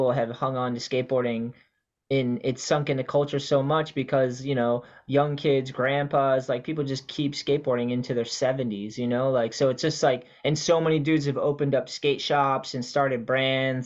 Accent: East Coast, United States; growing up on the East Coast

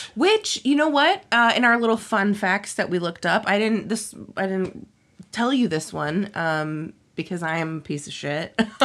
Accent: Houston, Texas, United States; born or raised there

